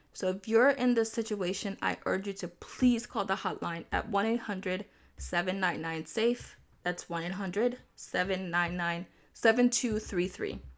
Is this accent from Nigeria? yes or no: yes; Nigeria; I am Nigerian